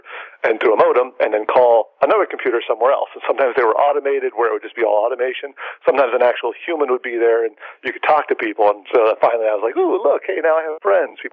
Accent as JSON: {"language": "English", "town": "San Diego", "region": "California", "country": "United States", "tie": "born or raised there", "said": "I grew up in San Diego, born and raised"}